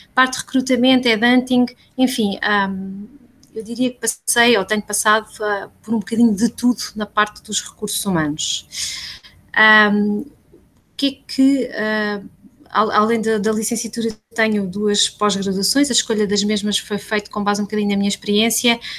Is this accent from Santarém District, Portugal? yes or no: yes; Santarém, Santarém District, Portugal; sou ribatejana, nascida e criada em Santarém